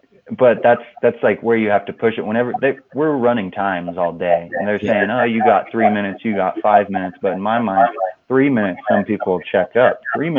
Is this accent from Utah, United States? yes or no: yes; Moab, Utah, United States; just because I grew up around it and I grew up in Moab. I grew up wheeling.